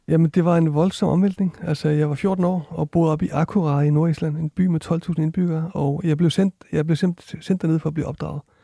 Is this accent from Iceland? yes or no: yes; Iceland; moved away; jeg kommer fra Island også